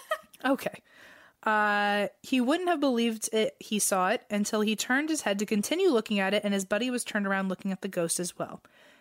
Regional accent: Quad Cities, United States; I grew up in the Quad Cities. So two cities in Illinois and two cities in Iowa.

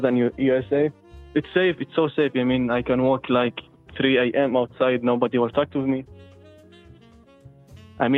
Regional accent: Kuwait; I'm from Kuwait, Middle East

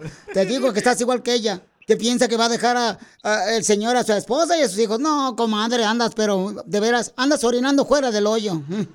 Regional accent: Ocotlán, Jalisco, Mexico; moved away; also born or lived in Italy; Yo soy de Ocotlán, aunque primeramente nací en Italia

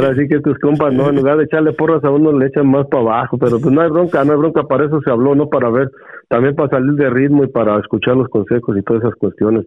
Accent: Mexico City, Mexico; moved away; soy chilango, hijo, soy chilango

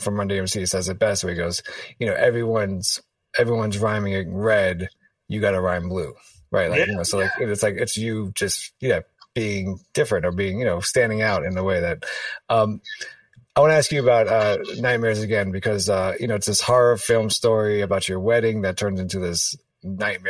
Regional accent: New York City, New York, United States; I'm a kid from Washington Heights

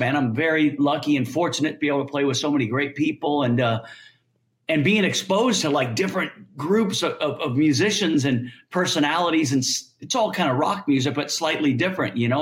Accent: Orange County, California, United States; I'm from Orange County, California.

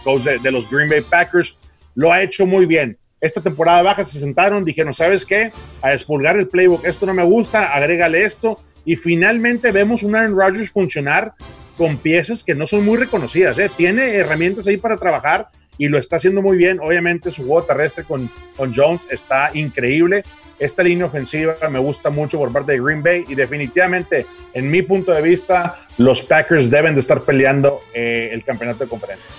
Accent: Mexico

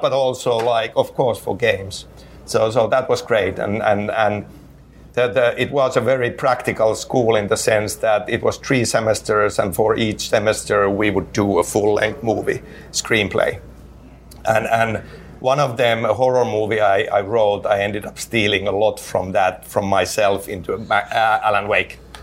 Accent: Finland; English is a second language; in Finland, you know, as a kid, kid growing up, obviously English is not my native language

